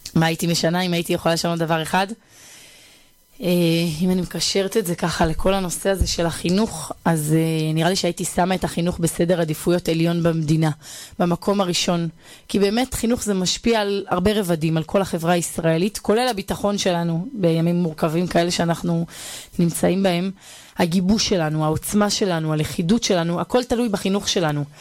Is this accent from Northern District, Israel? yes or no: yes; Bar Yohai, Northern District, Israel; moved away as an adult; also born or lived in Hispin; now in Ariel; אני גדלתי ביישוב בר יוחאי אה, שבצפון